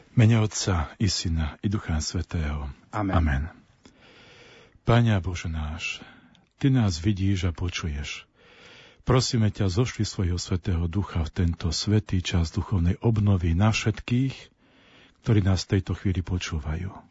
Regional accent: Nižný Slavkov, Prešov Region, Slovakia; v mojej rodnej dedinke na pomedzi Šariša a Spíša v Nižnom Slavkove

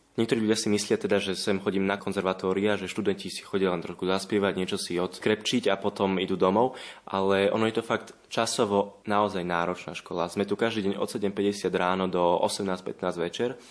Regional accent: Jelka, Trnava Region, Slovakia; som z Jelky

